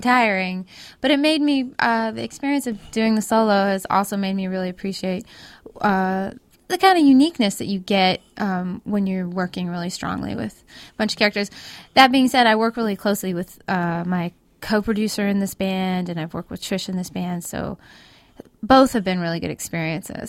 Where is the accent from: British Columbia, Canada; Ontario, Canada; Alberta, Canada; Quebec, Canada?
British Columbia, Canada; Vancouver; also born or lived in Kootenays, British Columbia; I grew up in Canada, um, but most of my family lives in states. And there's an area that we lived in in British Columbia called the Kootenays